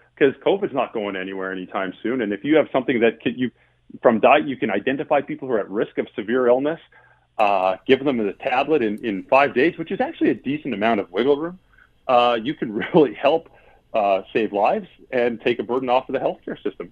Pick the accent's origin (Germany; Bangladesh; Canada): Canada; Alberta; moved away; I'm from Alberta. That's my home province.